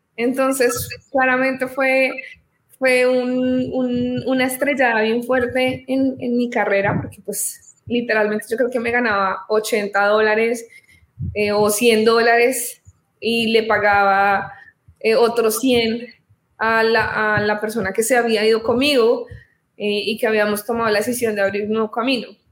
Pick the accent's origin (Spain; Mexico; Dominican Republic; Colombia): Colombia; soy colombiana, tengo 28 años, soy abogada en, este país